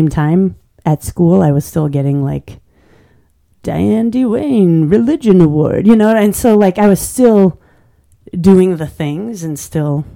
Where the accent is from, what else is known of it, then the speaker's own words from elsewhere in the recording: Manitowoc, Wisconsin, United States; moved away as an adult; I grew up in Manitowoc